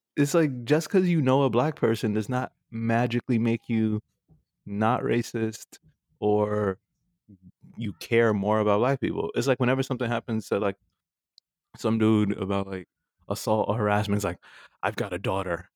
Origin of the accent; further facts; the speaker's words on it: New York, United States; growing up in New York